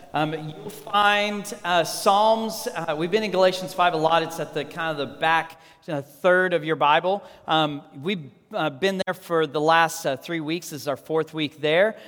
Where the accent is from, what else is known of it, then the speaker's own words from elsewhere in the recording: Texas Panhandle, United States; I grew up in the Texas Panhandle. I grew up on a farm